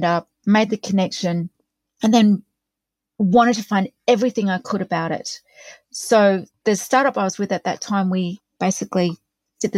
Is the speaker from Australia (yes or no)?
yes; Australia; I'm an Aussie